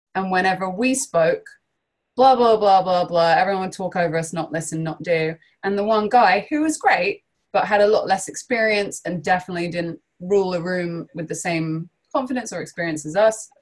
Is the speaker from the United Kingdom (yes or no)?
yes; London, United Kingdom; I'm from London.